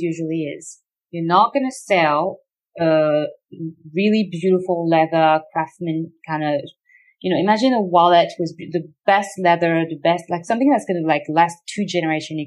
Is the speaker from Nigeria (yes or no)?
no; Australia; as an Australian